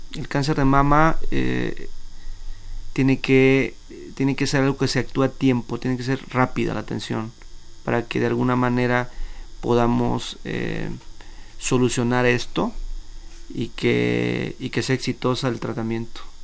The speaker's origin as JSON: {"language": "Spanish", "country": "Mexico"}